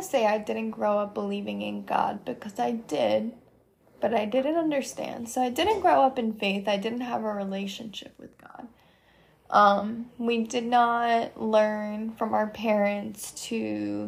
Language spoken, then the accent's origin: English; Monmouth County, New Jersey, United States; moved away as an adult; now in Gainesville, United States; I am originally from Monmouth County, New Jersey, but I moved to Gainesville, Florida in the summer of 2020 during COVID